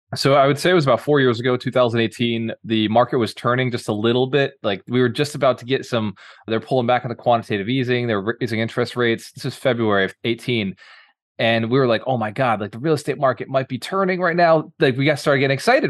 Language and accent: English; Fall River, Massachusetts, United States; also born or lived in Boston; now in Tampa, United States; I'm actually from Boston. So the city you're living in right now, before I moved to Tampa, I was from there, is a little city about an hour south called Fall River